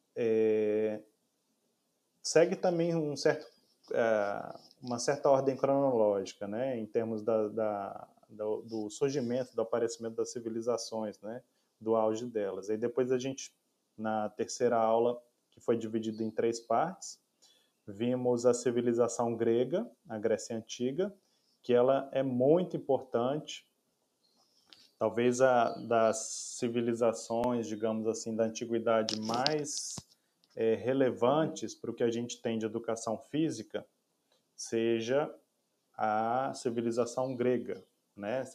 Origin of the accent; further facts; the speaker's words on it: Brazil; nós somos brasileiros